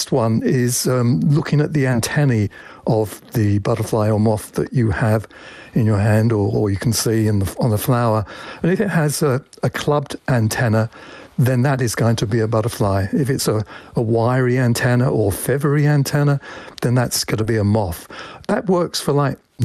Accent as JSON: {"language": "English", "region": "England", "country": "United Kingdom", "tie": "born or raised there", "moved": "yes", "lives_now": "Washington, United States", "said": "I was 8 years old, and as you can probably tell from my accent, I used to live in England"}